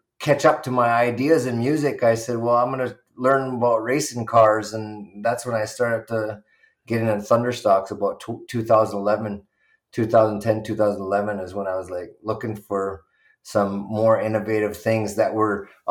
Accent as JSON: {"language": "English", "town": "Six Nations of the Grand River", "region": "Ontario", "country": "Canada", "tie": "born or raised there", "said": "I grew up here, born and raised."}